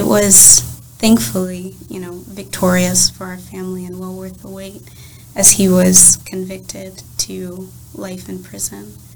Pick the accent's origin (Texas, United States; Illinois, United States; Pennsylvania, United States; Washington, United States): Illinois, United States; moved away as an adult; I'm originally from Illinois